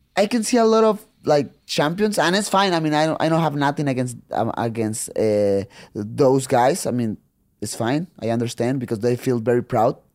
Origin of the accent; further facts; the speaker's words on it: Tijuana, Baja California, Mexico; English is a second language; when I was a kid and I was growing up there in Tijuana